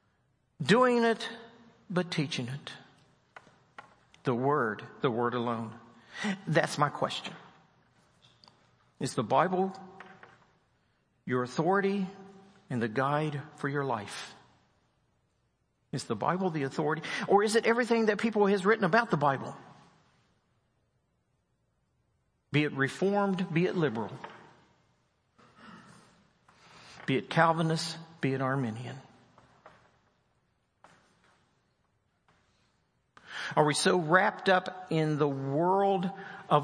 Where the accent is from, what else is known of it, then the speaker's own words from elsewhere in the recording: West Virginia, United States; I'm from West Virginia.